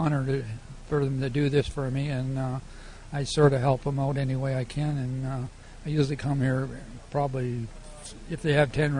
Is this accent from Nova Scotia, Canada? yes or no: yes; Malaga Mines, Nova Scotia, Canada; also born or lived in Halifax, Nova Scotia; I was born in Nova Scotia in Malaga Mines. It's the other side of Liverpool and Bridgewater.